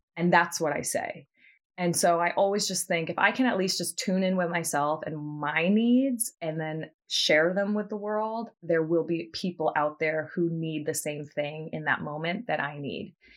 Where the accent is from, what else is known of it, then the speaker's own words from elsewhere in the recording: Martha's Vineyard, Massachusetts, United States; moved away as an adult; now in New York, United States; I grew up on Martha's Vineyard with Abby